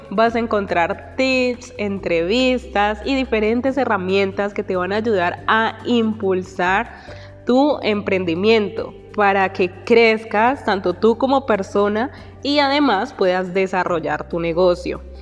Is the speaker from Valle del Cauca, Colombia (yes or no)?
yes; Palmira, Valle del Cauca, Colombia; also born or lived in Medellín; Tengo 39 años, nací en la ciudad de Medellín, Antioquia. Cuando era niño nos mudamos al Valle del Cauca, específicamente en Palmira. Allí crecí